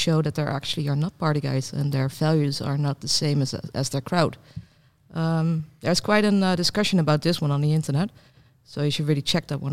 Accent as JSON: {"language": "English", "country": "Netherlands", "accent": "Dutch", "said": "Well, I'm pretty Dutch"}